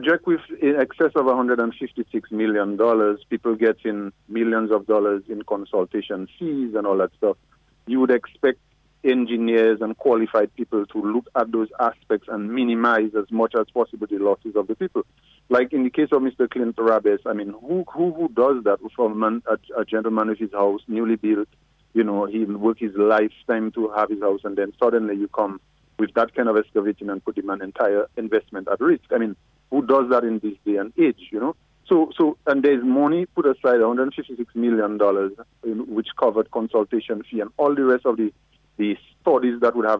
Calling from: Kalinago Territory, Saint David, Dominica; I'm calling from the Kalinago territory.

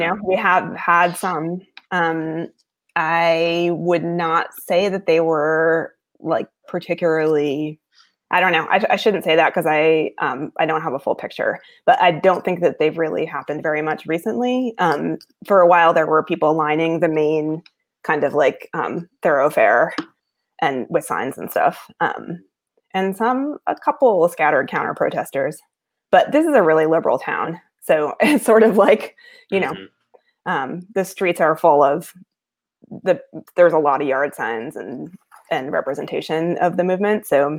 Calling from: Athens, Ohio, United States; So I'm calling from Athens, Ohio, which is where I live, and I haven't left since March.

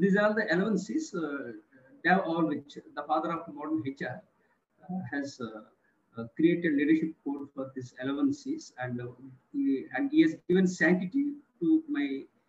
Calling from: India; I'm speaking from India.

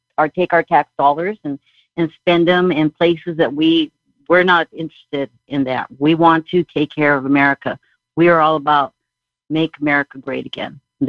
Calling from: Southern California, United States; I'm calling from Southern California.

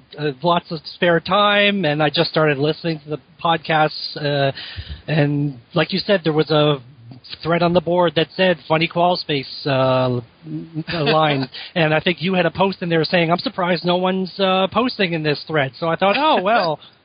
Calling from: Nova Scotia, Canada; I'm calling from Nova Scotia, Canada.

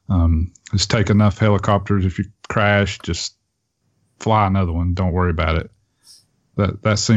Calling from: Tennessee, United States; Uh, I'm in East Tennessee. Okay. Um, near Knoxville area.

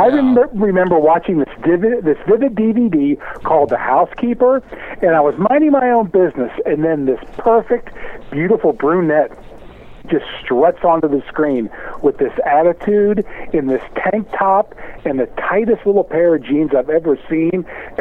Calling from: Cincinnati, Ohio, United States; from Cincinnati.

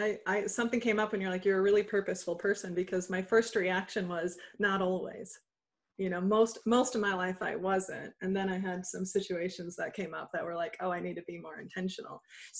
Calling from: Des Moines, Iowa, United States; I am calling in from Des Moines, Iowa. So middle of the United States.

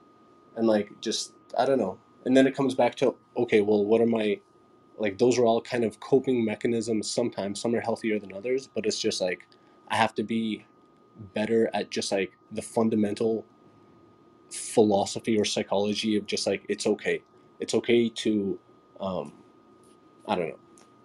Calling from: Toronto, Ontario, Canada; I'm coming here from Toronto as well.

